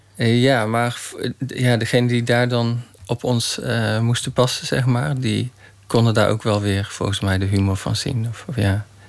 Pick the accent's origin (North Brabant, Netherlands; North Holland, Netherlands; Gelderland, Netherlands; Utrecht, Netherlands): North Brabant, Netherlands; Roosendaal; ik ben geboren in Roosendaal, in Brabant.